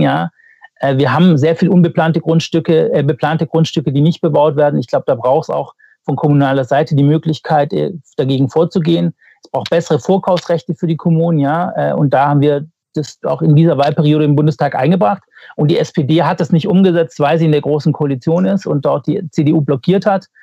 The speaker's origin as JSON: {"language": "German", "region": "Baden-Württemberg", "country": "Germany", "said": "ich komme ja aus Baden-Württemberg"}